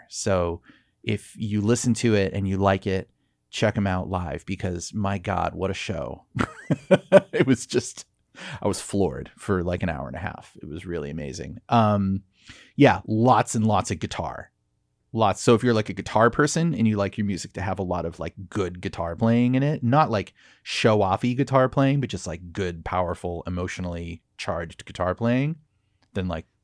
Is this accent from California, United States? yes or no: yes; Laguna Beach, California, United States; also born or lived in Dana Point; Yeah, I'm from Laguna, Dana Point.